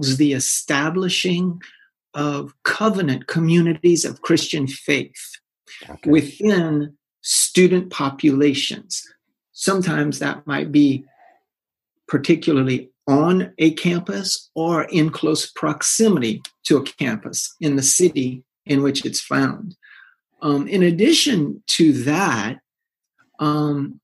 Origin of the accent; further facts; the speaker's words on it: South Louisiana, United States; moved away as an adult; now in Belgium; We're originally from South Louisiana